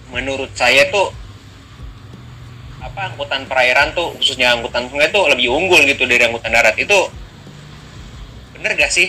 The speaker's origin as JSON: {"language": "Indonesian", "town": "Medan", "region": "North Sumatra", "country": "Indonesia", "tie": "born or raised there", "said": "di kampung saya nih Medan nih"}